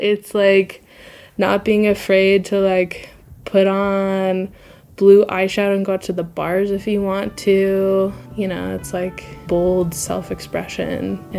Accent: Southeast, United States; also just, like, generally growing up in the Southeast, like, I knew, like, a couple of, like, gay people growing up

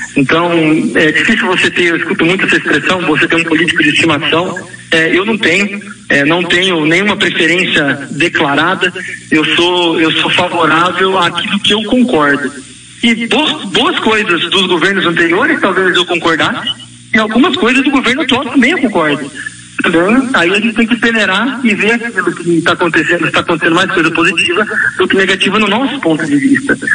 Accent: Campinas, São Paulo, Brazil; nós somos de Campinas

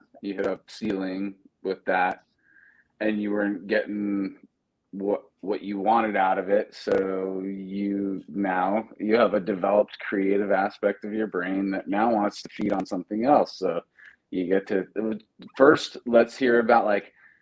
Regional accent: Pacifica, California, United States; I grew up in Pacifica, right outside of San Francisco, Grew up in the 90s

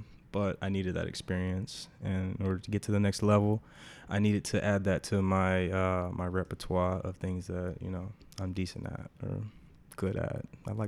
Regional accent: Dallas, Texas, United States; I'm from Dallas, Texas.

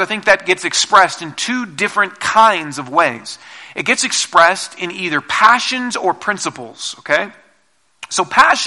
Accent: Seattle, Washington, United States; now in Colorado, United States; I'm from Seattle originally, and we don't have tornadoes there

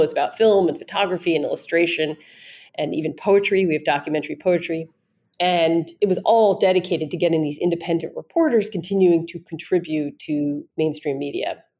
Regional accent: New York City, New York, United States; I grew up in New York in when I was growing up it was the East Village, but now it's like Greenwich Village. I grew up there.

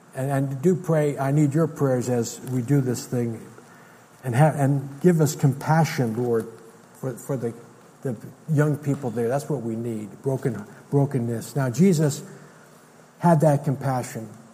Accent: United States; as an American

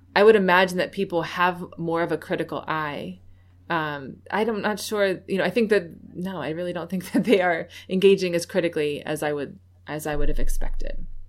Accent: New York City, New York, United States; now in Baltimore, United States; lived in a very white area in upstate New York, though I was from Manhattan

